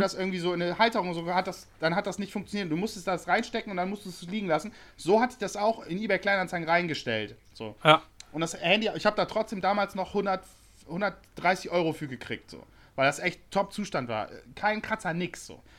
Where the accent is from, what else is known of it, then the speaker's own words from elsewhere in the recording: Bremen, Germany; now in Hamburg, Germany; ich komme aus Bremen